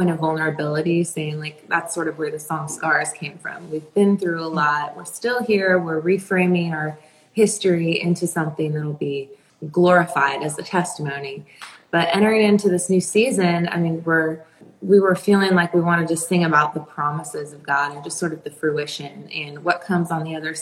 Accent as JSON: {"language": "English", "town": "Peoria", "region": "Illinois", "country": "United States", "moved": "yes", "lives_now": "Nashville, United States", "said": "I'm from Illinois. I'm from Peoria"}